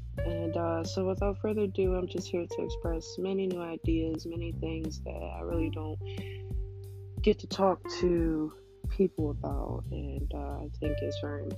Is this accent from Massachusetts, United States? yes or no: no; Philadelphia, Pennsylvania, United States; 24 years old, I am a bartender, I'm from Philadelphia, PA.